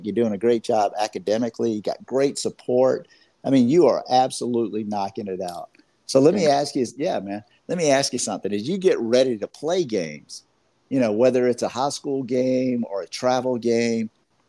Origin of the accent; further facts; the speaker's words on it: Georgia, United States; I'm from Georgia